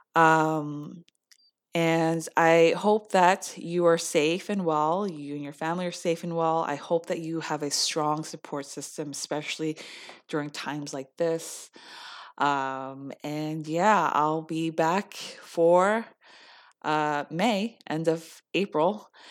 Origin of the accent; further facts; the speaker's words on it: United States; being Korean American